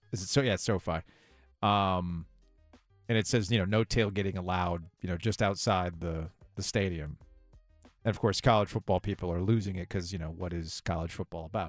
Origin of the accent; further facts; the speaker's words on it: Boca Raton, Florida, United States; Growing up in Boca Raton